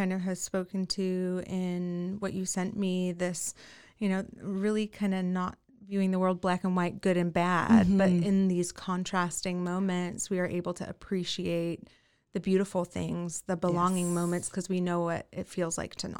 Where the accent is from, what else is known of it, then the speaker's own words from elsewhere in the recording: New Zealand; born and raised in New Zealand.